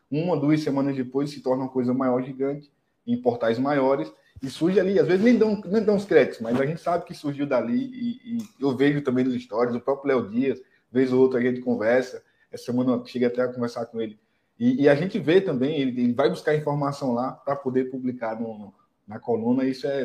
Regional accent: União dos Palmares, Alagoas, Brazil; Nós somos de União dos Palmares.

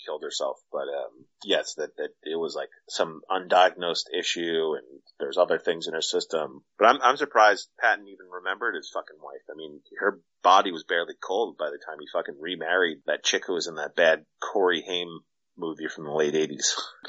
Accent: Nigeria; First of all, I'm Nigerian

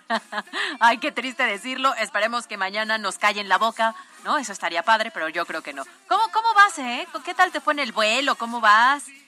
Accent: Puebla, Mexico; Afortunados somos los poblanos

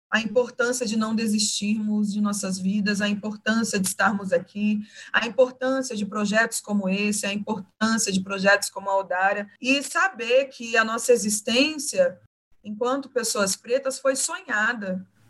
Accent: Cuiabá, Mato Grosso, Brazil; moved away as an adult; now in São Paulo, Brazil; Eu vinha de Cuiabá, que é a minha raiz, e eu honro as minhas raízes, eu honro a minha cidade materna, que é onde está a minha família.

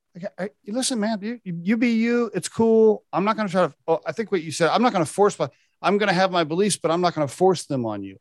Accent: Oklahoma, United States; I grew up in Oklahoma, which is a very conservative religious

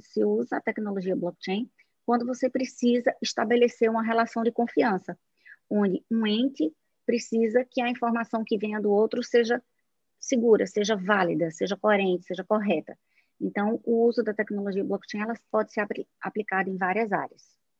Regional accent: Northeast Region, Brazil; accent: nordestino; now in Recife, Brazil; estou aqui em Recife, pelo meu sotaque, vocês já sabem que sou nordestina

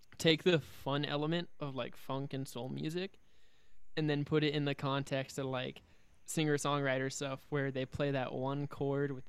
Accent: Overland Park, Kansas, United States; I'm from Overland Park, Kansas

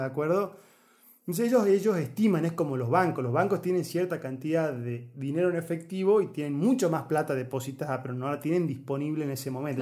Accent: Argentina

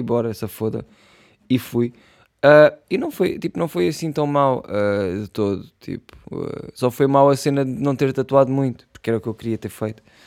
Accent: Portugal; eu sou, eu sou Tuga Pride, mano. Eu sou Tuga Pride

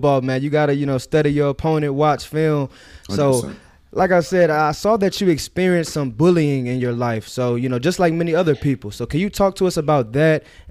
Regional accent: Texas, United States; I'm from Texas

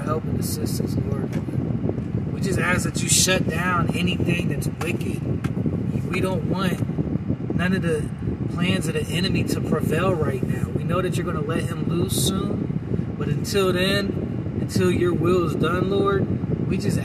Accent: United States; I'm an American

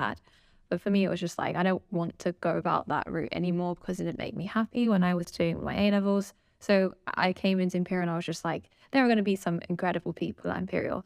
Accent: London, United Kingdom; been from, grown up in London my whole life, and obviously I'm still in London.

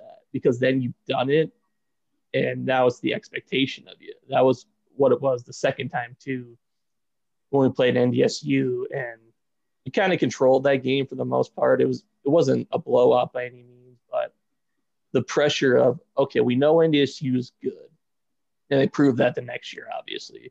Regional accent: Windom, Minnesota, United States; I'm from Windham, Minnesota, which was 2 hours from Brookings

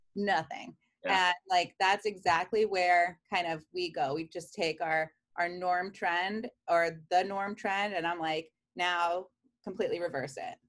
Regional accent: New York City, New York, United States; moved away as an adult; now in Columbus, United States; I grew up in Queens, New York

